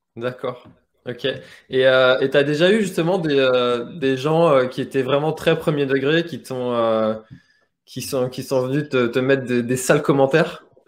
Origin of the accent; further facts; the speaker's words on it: Brittany, France; En tant que breton